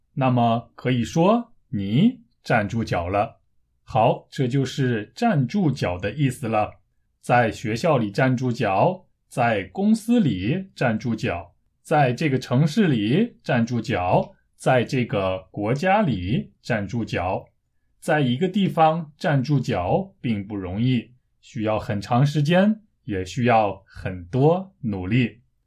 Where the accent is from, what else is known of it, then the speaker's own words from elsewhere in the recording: China; moved away as an adult; now in South Korea; 虽然我是中国人，但是我一直住在韩国，从十九岁开始到现在已经十多年了